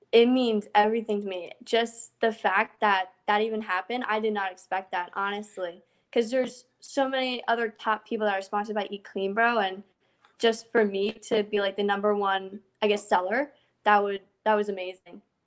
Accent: New Jersey, United States; I am from New Jersey

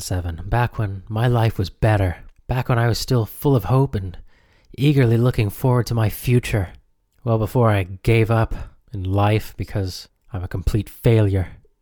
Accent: United States; growing up in the United States

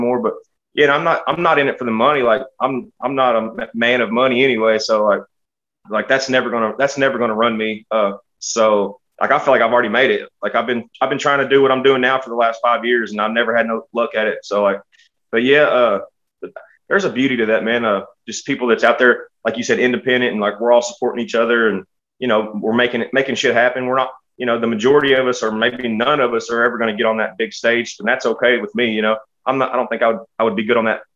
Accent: Lexington, Kentucky, United States; I'm from Lexington, Kentucky

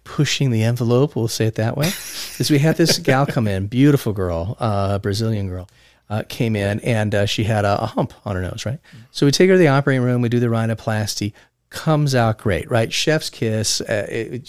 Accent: Las Vegas, Nevada, United States; growing up in Las Vegas

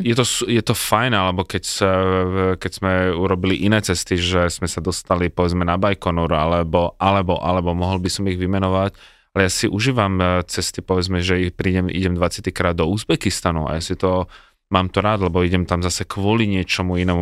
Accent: Czechia; ako rodený Čech

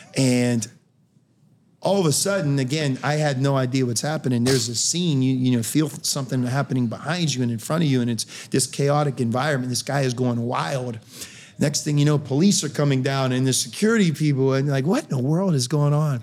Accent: Pittsburgh, Pennsylvania, United States; moved away as an adult; I grew up in Pittsburgh.

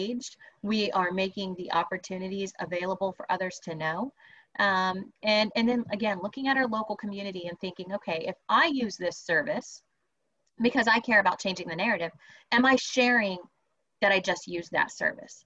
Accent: Texas, United States; I'm a Texan.

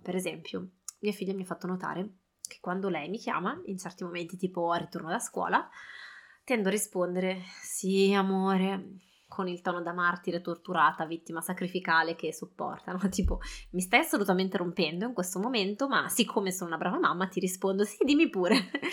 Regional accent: Italy; now in France; noi, eh, genitori siamo entrambi italiani, a casa parliamo italiano

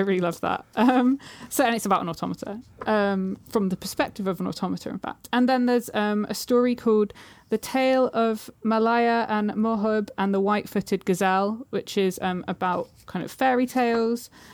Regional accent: Suffolk, East of England, United Kingdom; now in London, United Kingdom; I'm from Suffolk, which is, like, a county in the U K

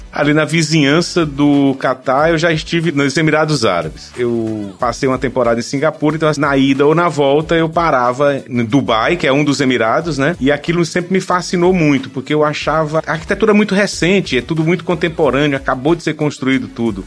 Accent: Teresina, Piauí, Brazil; eu vim de Teresina, nasci e me criei, como a gente diz aqui, nesse calorão

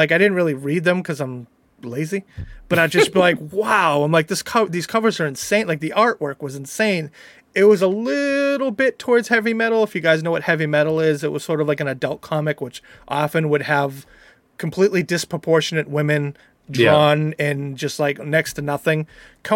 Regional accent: Plympton, Massachusetts, United States; also born or lived in Boston; I grew up in Plimpton, which, if you don't know, is the hometown of Deborah Sampson

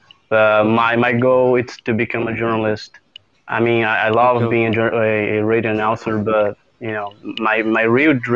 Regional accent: Brazil; I'm from Brazil

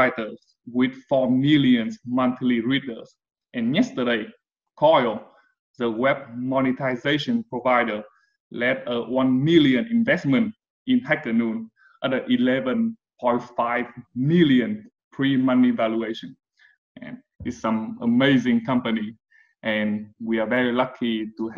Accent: Vietnam; We are Vietnamese too

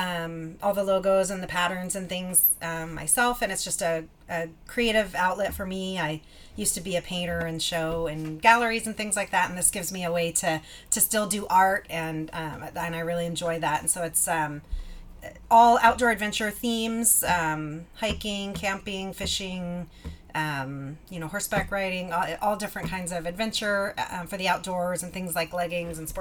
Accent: Alaska, United States; I was born and raised in Alaska

